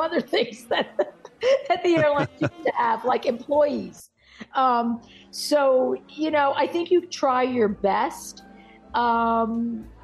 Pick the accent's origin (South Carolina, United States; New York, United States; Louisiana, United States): New York, United States; Rockland County; I grew up in Rockland County for 12 years